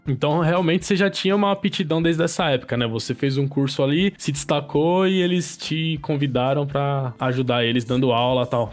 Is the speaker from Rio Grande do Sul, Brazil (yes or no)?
no; São Paulo, Brazil; Eu sou, eu sou aqui de São Paulo mesmo